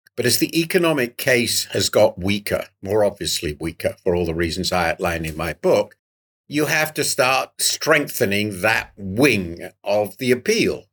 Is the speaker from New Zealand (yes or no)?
no; United Kingdom; as a Brit